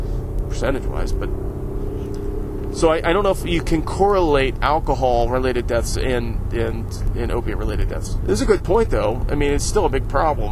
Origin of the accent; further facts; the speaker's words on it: Northeast Ohio, United States; I went to the parade in my hometown